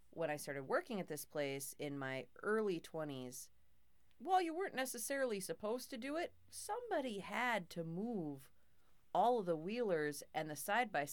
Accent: Two Harbors, Minnesota, United States; Growing up in Two Harbors

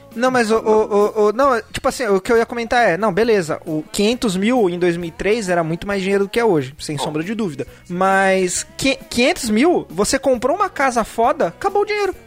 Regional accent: Santos, São Paulo, Brazil; moved away; Eu tô cogitando voltar pra minha cidade natal, mas minha cidade natal é Santos

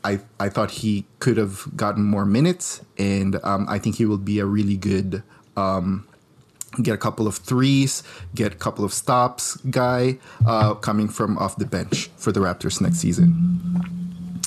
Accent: Philippines; moved away; I grew up in the Philippines

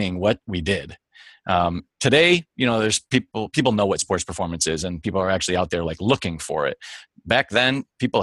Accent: Michigan, United States; I was born and raised in Michigan, but not outside of Detroit necessarily

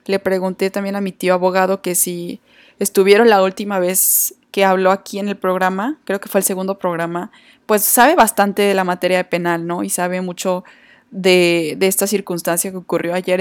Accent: Torreón, Coahuila, Mexico; mi ciudad natal Torreón

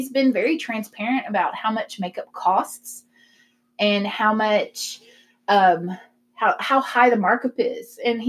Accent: the South, United States; we're from the South.

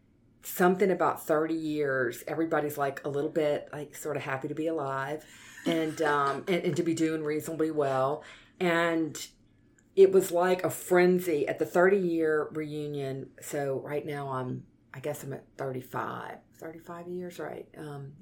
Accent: Baton Rouge, Louisiana, United States; I'm actually born and raised in Baton Rouge. Went to Baton Rouge High and LSU, and it's great being from here

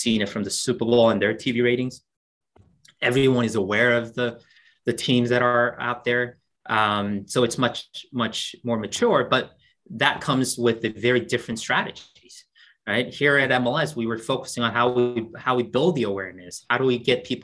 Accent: South Korea; moved away; I'm originally from South Korea

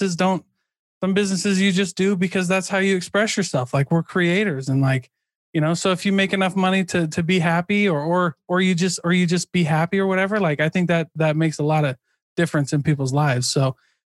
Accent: Midwest, United States; I'm from the Midwest, like farming, factories, manufacturing, construction

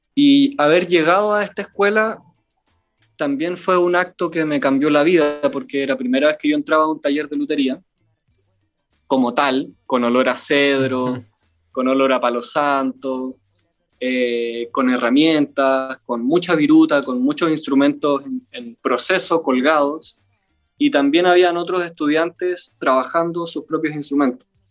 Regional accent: Chile; como buen chileno

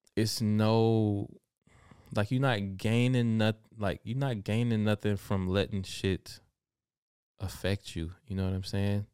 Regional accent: Alabama, United States; now in Germany; I did see hummingbirds growing up in Alabama

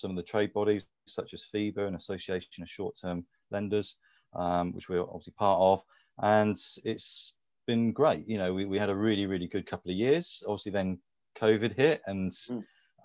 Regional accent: Bournemouth, South West England, United Kingdom; My hometown of Bournemouth

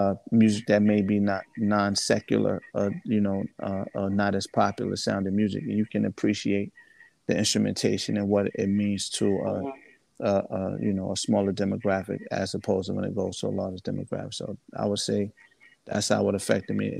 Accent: New Rochelle, New York, United States; also born or lived in Mount Vernon, New York / Virginia; I'm from Mount Vernon. I grew up in New Rochelle. Well, Mount Vernon, New Rochelle, and I spent some time in VA

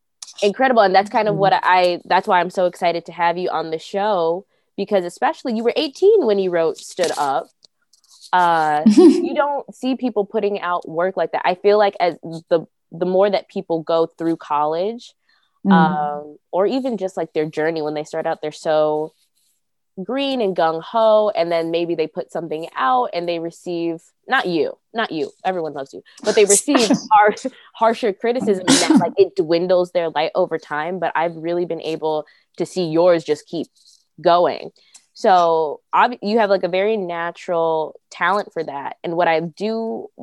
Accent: Aurora, Illinois, United States; I am in Aurora, Illinois

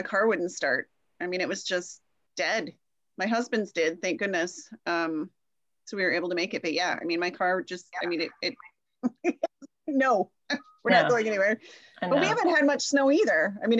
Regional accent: Texas, United States; now in Minnesota, United States; I grew up in Texas and I'm in Minnesota now.

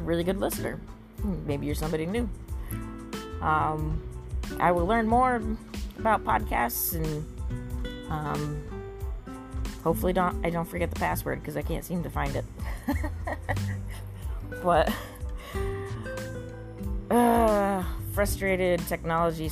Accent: Corning, New York, United States; I was trained by Corning, a Fortune 500 company in my hometown

